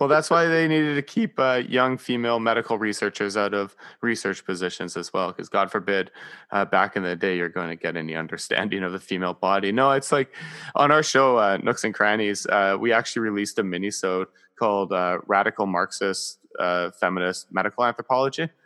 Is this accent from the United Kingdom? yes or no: no; Canada; I am Canadian